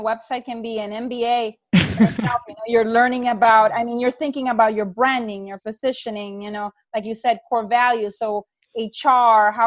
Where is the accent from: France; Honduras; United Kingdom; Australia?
Honduras; moved away as an adult; now in United States; I'm from Honduras